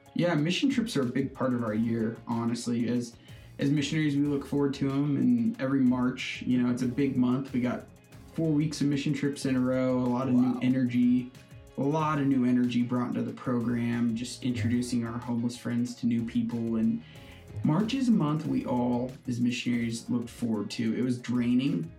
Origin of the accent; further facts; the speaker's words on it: Hastings, Nebraska, United States; I was born and raised in Hastings, Nebraska